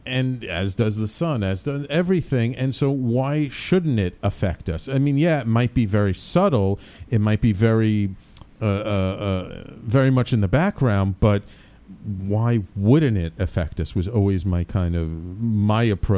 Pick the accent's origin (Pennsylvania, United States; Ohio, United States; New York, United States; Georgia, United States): New York, United States; New York City; also born or lived in Manhattan; I grew up born in Manhattan. I grew up in the Bronx